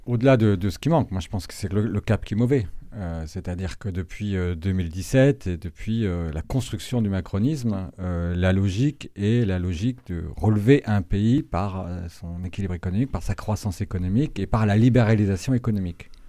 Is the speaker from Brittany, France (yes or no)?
yes; Brittany, France; moved away; je suis originaire de Bretagne. Euh, j'ai fait des études agricoles euh, en Bretagne